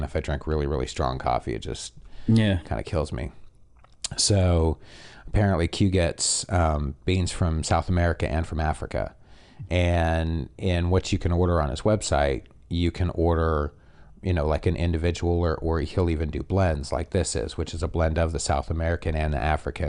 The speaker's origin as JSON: {"language": "English", "country": "Canada", "said": "I have a very nasally voice, and I'm from Canada, and Jesus, I've moved around a lot."}